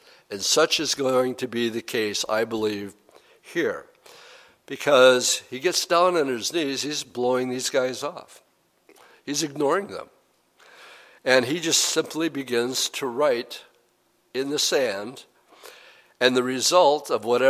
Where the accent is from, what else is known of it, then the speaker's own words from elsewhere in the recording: Appleton, Wisconsin, United States; I'm from Appleton, Wisconsin